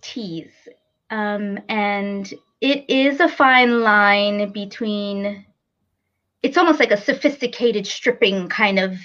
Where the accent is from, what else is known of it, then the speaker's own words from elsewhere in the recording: New York, United States; moved away as an adult; now in Raleigh, United States; I'm actually originally from New York and moved here about seven years ago to Raleigh, North Carolina